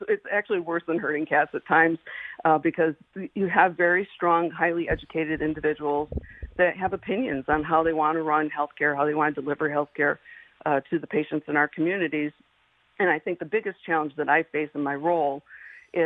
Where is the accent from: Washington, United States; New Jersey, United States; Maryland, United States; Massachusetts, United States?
Massachusetts, United States; the Berkshires; I was born and raised in the Berkshires